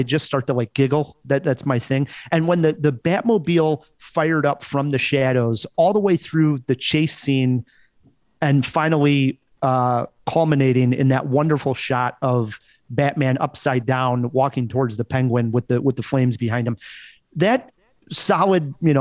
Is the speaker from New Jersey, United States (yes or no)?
no; Chicago, Illinois, United States; as a Chicagoan who's taken the L many a times